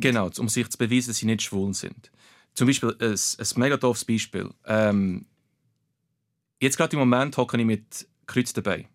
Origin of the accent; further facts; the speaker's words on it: Bernese Oberland, Switzerland; German is a second language; Aber ich bin im Berner Oberland aufgewachsen, bin dort geboren